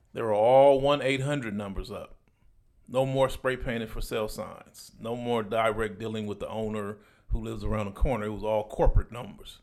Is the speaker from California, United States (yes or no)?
yes; Compton, California, United States; I'm from Compton, California, so Palmdale, California is an hour and a half away from my house.